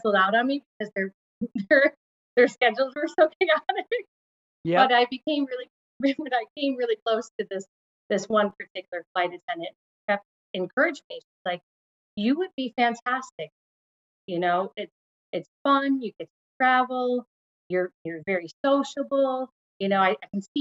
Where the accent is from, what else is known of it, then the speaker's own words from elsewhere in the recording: Syracuse, New York, United States; now in New England, United States; I grew up in Syracuse, New York.